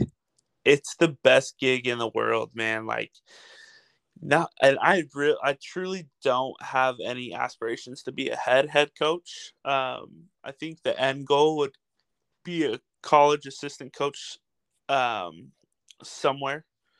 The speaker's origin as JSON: {"language": "English", "town": "Salem", "region": "Oregon", "country": "United States", "tie": "born or raised there", "lives_now": "North Plains, Oregon, United States", "said": "Born and raised in Salem, Oregon"}